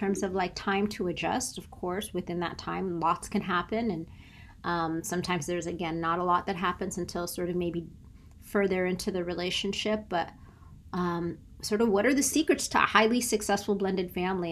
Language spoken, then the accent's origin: English; San Diego, California, United States; moved away; also born or lived in Tallahassee; I'm from San Diego